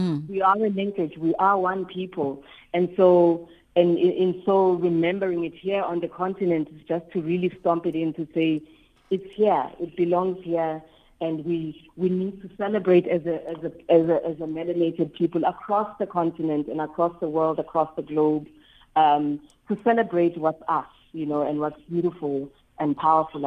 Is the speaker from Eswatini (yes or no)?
yes; Eswatini; I'm from Swaziland